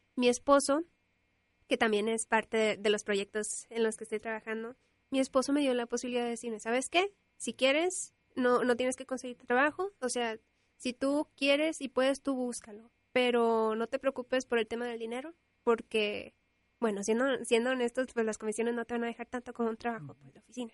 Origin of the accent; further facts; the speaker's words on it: Monterrey, Nuevo León, Mexico; soy regiomontana, nací en Monterrey y vivo en Monterrey